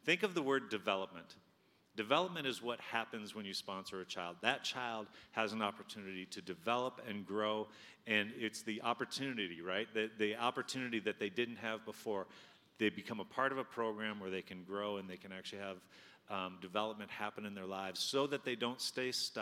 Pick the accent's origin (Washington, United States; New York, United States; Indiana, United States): Washington, United States; I'm from Washington State.